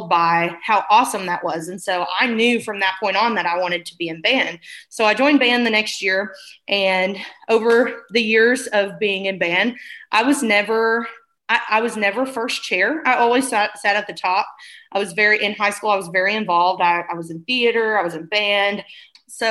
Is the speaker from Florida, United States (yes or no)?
no; Morrilton, Arkansas, United States; I grew up in Morrilton, Arkansas